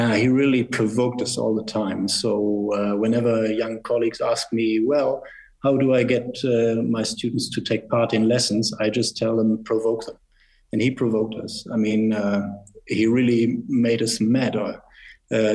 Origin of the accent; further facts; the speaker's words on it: Northern Germany, Germany; moved away as an adult; also born or lived in United States; now in Switzerland; I was born in Germany, rather more in the northern part, and it was the former West Germany.